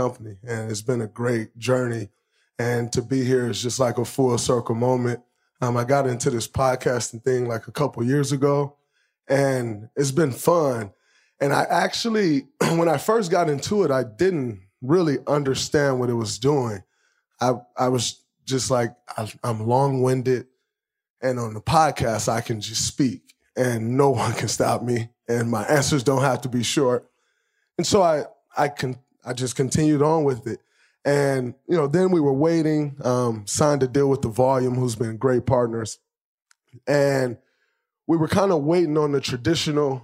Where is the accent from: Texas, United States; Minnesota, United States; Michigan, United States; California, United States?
Michigan, United States; growing up in Michigan